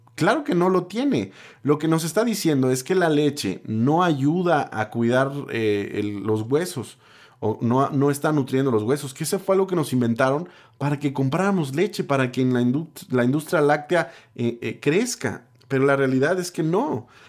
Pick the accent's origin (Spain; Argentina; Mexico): Mexico; solo soy un mexicano